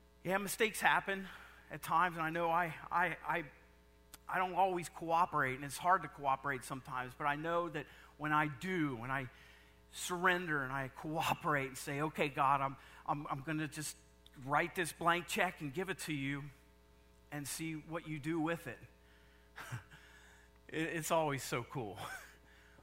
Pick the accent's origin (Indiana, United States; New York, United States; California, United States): Indiana, United States; I'm from Indiana